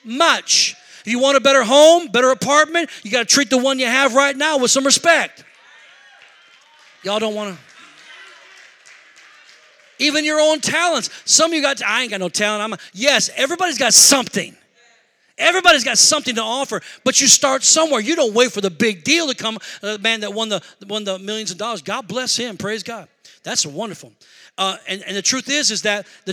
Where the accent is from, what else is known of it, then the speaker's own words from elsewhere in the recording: Rockford, Illinois, United States; moved away as an adult; now in Milwaukee, United States; we're not from Milwaukee. We're from Rockford, Illinois